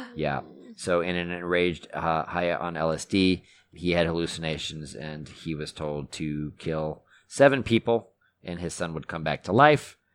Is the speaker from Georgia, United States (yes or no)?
no; Texas, United States; growing up in Texas